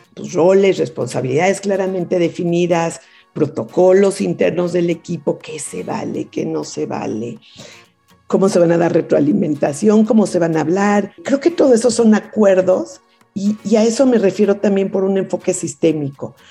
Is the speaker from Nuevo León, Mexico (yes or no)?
no; Mexico City, Mexico; also born or lived in Kingston, Ontario, Canada; a los cuatro años ya me vine a México a la Ciudad de México y aquí fue donde crecí